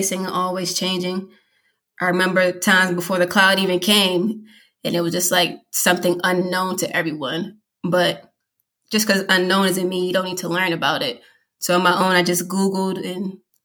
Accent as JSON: {"language": "English", "region": "Massachusetts", "country": "United States", "moved": "as an adult", "lives_now": "Virginia, United States", "said": "I'm originally from Massachusetts. I moved down here to Virginia 5 years ago"}